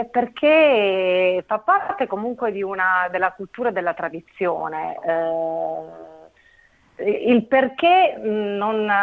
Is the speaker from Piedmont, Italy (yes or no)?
no; Naples, Campania, Italy; io vengo da Intanto a Napoli basta passeggiare lungo le strade